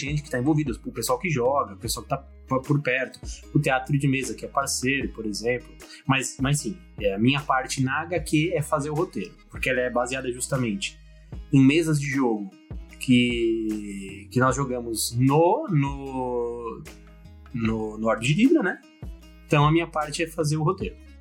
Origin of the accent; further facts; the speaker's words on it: São Paulo, Brazil; eu sou um pequeno empresário paulista, paulistano, né? Moro aqui na capital de São Paulo.